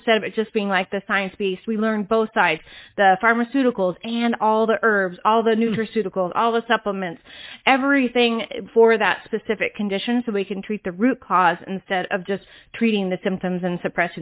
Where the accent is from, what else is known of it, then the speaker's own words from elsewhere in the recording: Atlanta, Georgia, United States; also born or lived in California / New York City / Seattle; now in North Carolina, United States; I grew up in Atlanta in the South